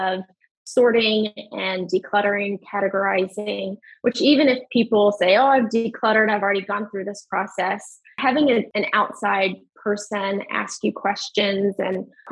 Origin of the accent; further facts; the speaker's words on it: Western Kentucky, United States; moved away; I'm from Western Kentucky